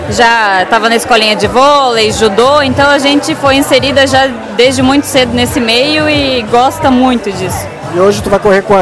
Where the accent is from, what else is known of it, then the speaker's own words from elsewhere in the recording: Guaramirim, Santa Catarina, Brazil; É, eu sou de Guaramirim, né? Ela, eu sou de Guaramirim, exatamente.